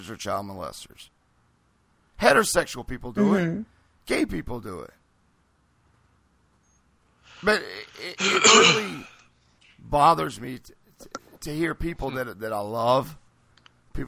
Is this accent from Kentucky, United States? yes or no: no; Greensboro, North Carolina, United States; I'm from North Carolina. Greensboro, North Carolina. Born and raised here, still live here.